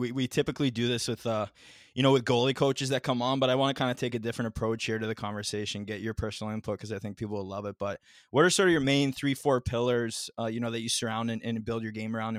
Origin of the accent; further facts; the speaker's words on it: Ontario, Canada; I'm from Canada too, I'm from Ontario, right?